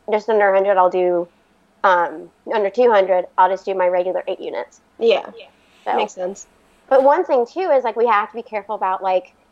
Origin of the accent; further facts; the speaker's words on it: Florida, United States; also born or lived in Virginia; So we're actually originally from Florida, but we've lived in Virginia for the past 13 years.